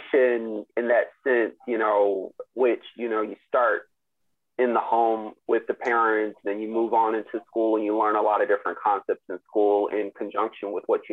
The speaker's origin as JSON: {"language": "English", "country": "United States", "tie": "born or raised there", "said": "growing up in the United States"}